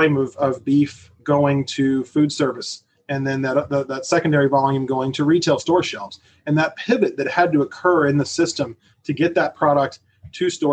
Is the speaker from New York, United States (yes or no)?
no; Arizona, United States; I'm from Arizona